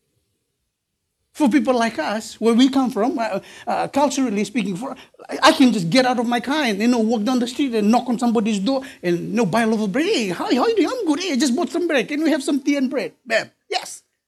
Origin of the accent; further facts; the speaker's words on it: Fiji; I'm from Fiji